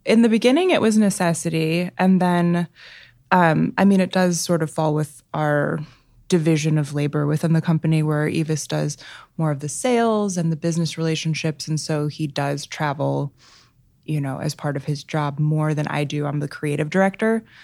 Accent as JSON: {"language": "English", "town": "Chicago", "region": "Illinois", "country": "United States", "tie": "born or raised there", "said": "I grew up in Chicago. Um, yeah, right in the city um, right across the street from Lincoln Park"}